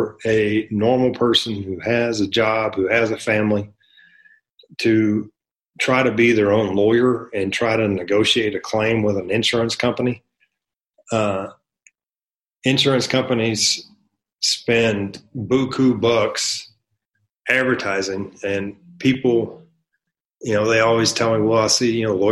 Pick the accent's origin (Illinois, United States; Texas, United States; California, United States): Texas, United States; North; moved away as an adult; now in El Paso, United States; I'm from North Texas. I was raised in a trailer park on government cheese.